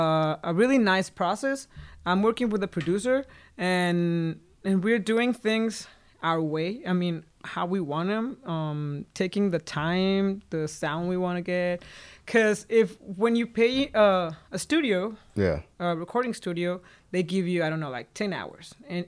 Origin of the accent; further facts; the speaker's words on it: Guadalajara, Jalisco, Mexico; moved away as an adult; I'm from Guadalajara.